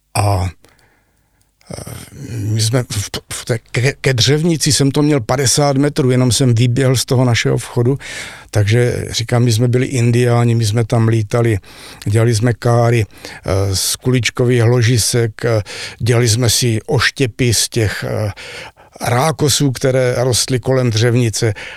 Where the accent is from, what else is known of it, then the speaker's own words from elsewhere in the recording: Zlín, Zlín Region, Czechia; moved away as an adult; also born or lived in Austria; já jsem rodilý Zlíňák